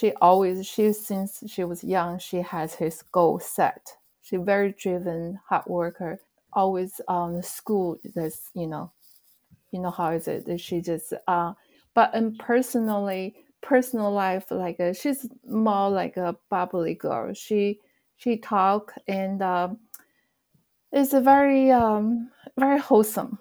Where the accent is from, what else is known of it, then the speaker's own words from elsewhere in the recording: China; moved away as an adult; now in United States; Actually, I grew up in China. I came to the States in the mid-90s for school.